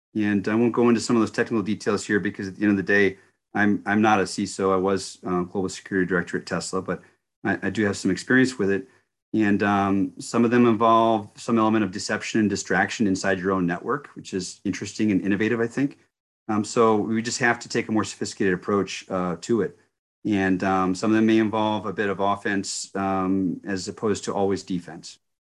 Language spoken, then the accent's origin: English; United States; as an American citizen and one who worked hard for our country for thirty years overseas